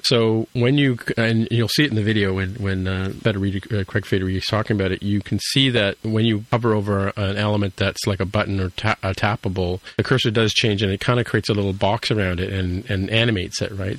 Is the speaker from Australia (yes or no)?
no; Toronto, Ontario, Canada; I grew up in Etobicoke